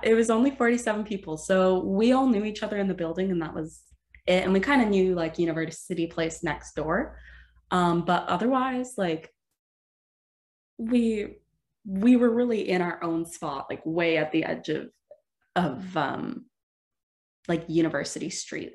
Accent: Sudbury, Ontario, Canada; moved away as an adult; now in Waterloo, Canada; I moved from my hometown of Sudbury, which is about five hours uh, north of Waterloo.

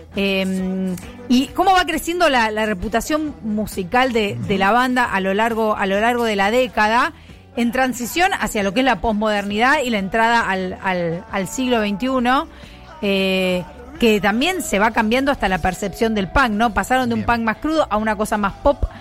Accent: Argentina

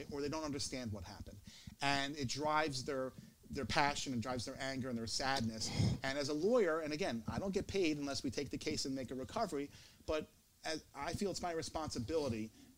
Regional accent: Philadelphia, Pennsylvania, United States; I come from Philadelphia. I grew up here, just like Jeff did

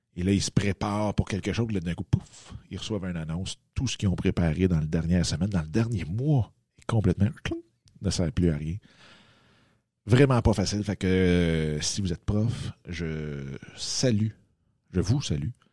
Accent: Waterloo, Quebec, Canada; je suis revenu dans ma ville natale qui est ici à Waterloo

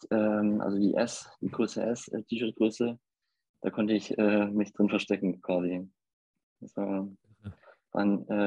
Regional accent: Hamburg, Germany; ich komme aus Hamburg und lebe hier mit meiner Familie

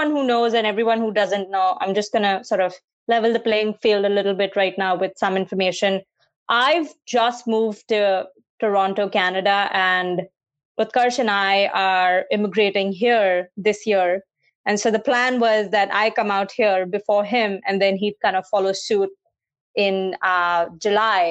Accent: Mumbai, Maharashtra, India; We grew up in India. I grew up in Mumbai.

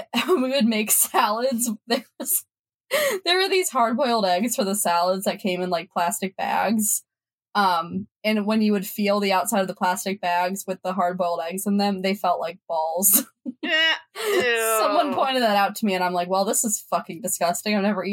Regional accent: Ohio, United States; Ohio, my home state

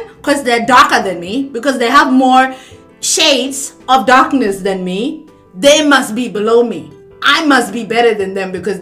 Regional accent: Australia; I was born here

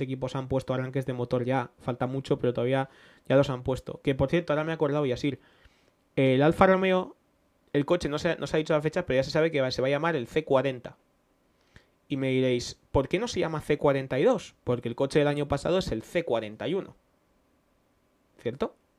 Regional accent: Spain; somos españoles

